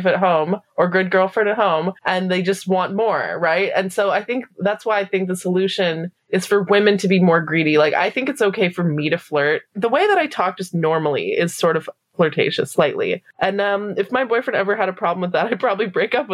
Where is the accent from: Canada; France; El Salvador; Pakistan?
Canada; I'm Canadian